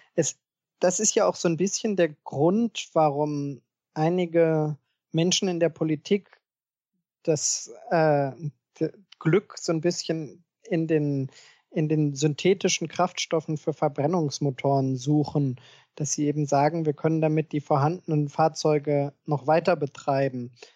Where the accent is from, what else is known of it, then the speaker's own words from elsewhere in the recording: Germany; bei uns in Deutschland